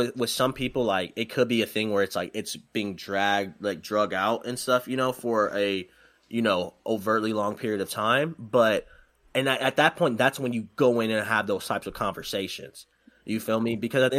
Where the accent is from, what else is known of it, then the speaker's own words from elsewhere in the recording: Detroit, Michigan, United States; also born or lived in Goodyear, Arizona / Texas; No, I'm originally from Detroit.